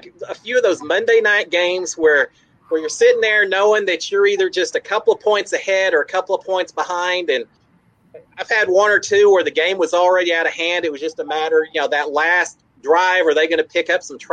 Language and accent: English; Dallas, Texas, United States; also born or lived in Houston, Texas; I grew up in the Dallas-Fort Worth area, so I grew up a Cowboys fan